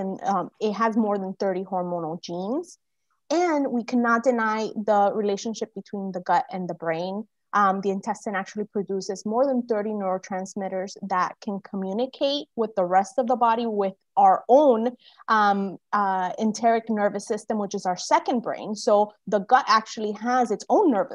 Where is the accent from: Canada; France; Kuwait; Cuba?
Cuba; also born or lived in United States; now in Florida, United States; I'm Cuban American. I was born in Cuba